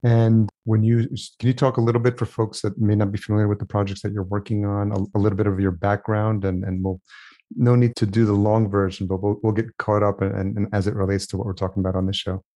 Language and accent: English; Yonkers, New York, United States; I grew up in Yonkers